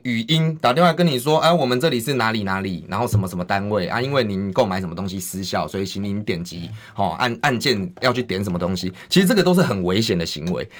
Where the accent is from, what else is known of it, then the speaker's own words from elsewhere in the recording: Taiwan; 我们台湾人民